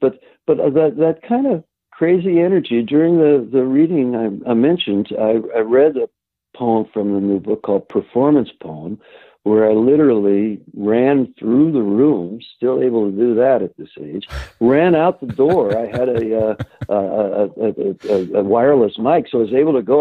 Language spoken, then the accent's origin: English; Cincinnati, Ohio, United States; also born or lived in Kentucky; now in New York City, United States; another Jew from Cincinnati